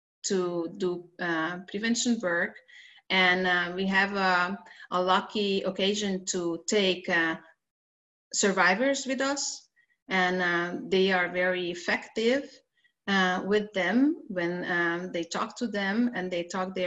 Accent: Hungary; in our country

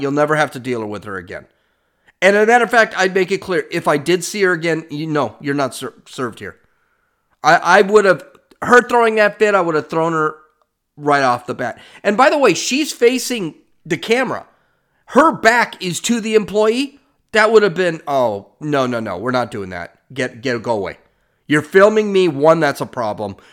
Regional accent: California, United States; I'm from California

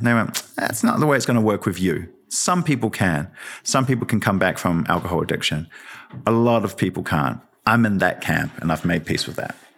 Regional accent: Wellington, New Zealand; also born or lived in Lower Hutt, New Zealand; I'm from the Hutt and Newtown and Wellington

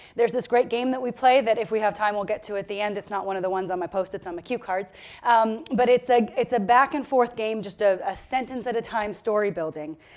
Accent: Victoria, British Columbia, Canada; I come from Victoria, BC.

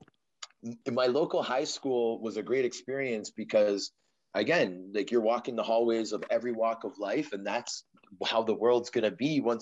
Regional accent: Toronto, Ontario, Canada; also born or lived in Vancouver, Canada; So I was born in Vancouver on the west coast of Canada. And my family moved to Toronto when I was 6 years old. So okay. I had a short part of my upbringing in Van City, but the majority of my upbringing was in Scarborough, a suburb of Toronto

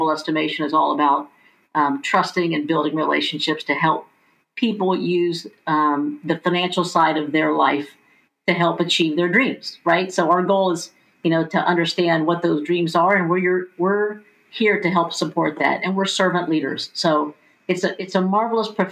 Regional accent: Mount Vernon, Ohio, United States; I grew up in Mount Vernon, Ohio, 15,000 population, very small town

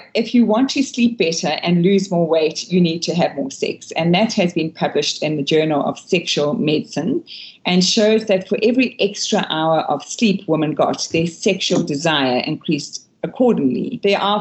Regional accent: Durban, KwaZulu-Natal, South Africa; I was brought up in KwaZulu-Natal, Durban, where it's really, really warm.

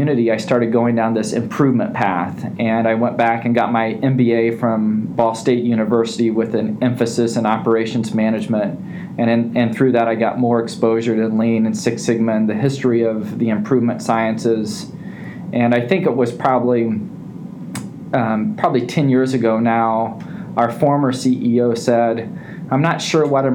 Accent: Terre Haute, Indiana, United States; I've always been a Hoosier. I grew up in Terre Haute, Indiana

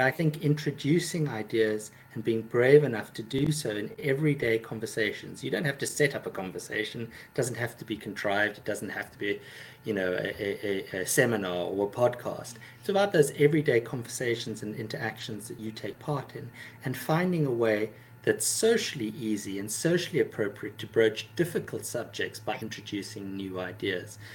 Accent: South Africa; moved away; also born or lived in London; I grew up in South Africa

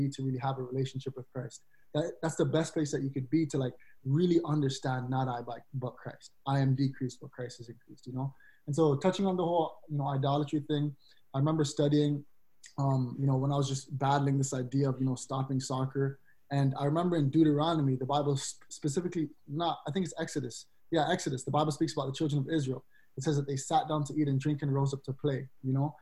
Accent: Canada; being black, but being Canadian

